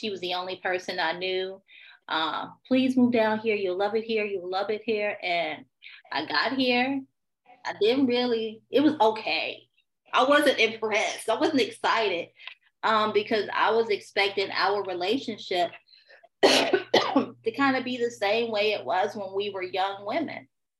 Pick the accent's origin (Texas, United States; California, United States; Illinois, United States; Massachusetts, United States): Illinois, United States; Chicago; now in Houston, United States; So I'm a Chicago girl, born and raised in Chicago. My father was military, so we moved around a lot until my parents divorced. Right now I'm in Houston.